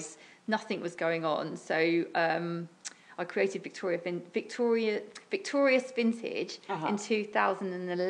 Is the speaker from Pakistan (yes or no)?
no; Portsmouth, South East England, United Kingdom; It's my home. I was born in Portsmouth.